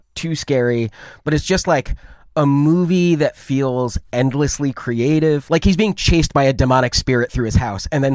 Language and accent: English; Ann Arbor, Michigan, United States; I grew up in Ann Arbor, Michigan